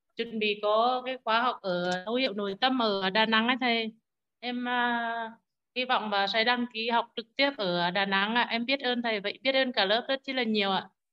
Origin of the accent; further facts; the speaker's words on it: Nghệ An, Vietnam; accent: Nghệ An; em là người nghệ an nên tiếng hơi khó nghe